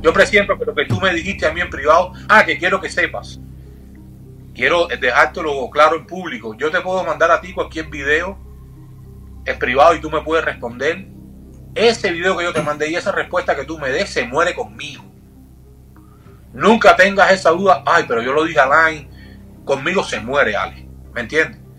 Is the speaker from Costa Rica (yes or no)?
no; Cuba; como cubano